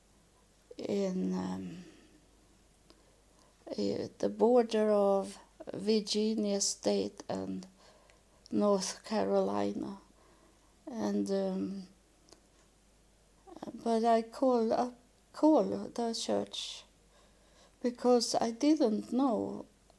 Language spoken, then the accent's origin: English; Sweden; I was born in Sweden